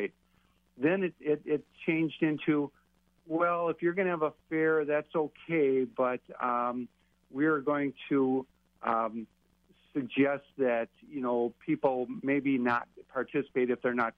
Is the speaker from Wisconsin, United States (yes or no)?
yes; Ozaukee County, Wisconsin, United States; here in my hometown, Ozaukee County